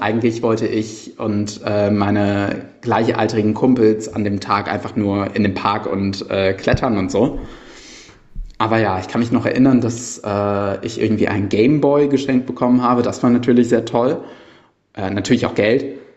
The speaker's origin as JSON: {"language": "German", "town": "Cologne", "region": "North Rhine-Westphalia", "country": "Germany", "tie": "born or raised there", "said": "bei mir als gebürtiger Kölner"}